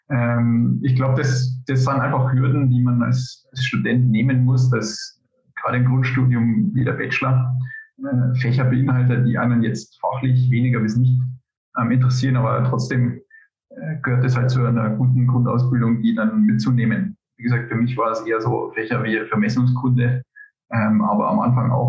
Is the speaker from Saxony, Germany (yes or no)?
no; Upper Palatinate, Bavaria, Germany; moved away as an adult; also born or lived in United States; now in Zurich, Switzerland; Ich äh, bin gebürtiger Oberpfälzer und äh, eigentlich könnten wir jetzt in unserem Dialektport fahren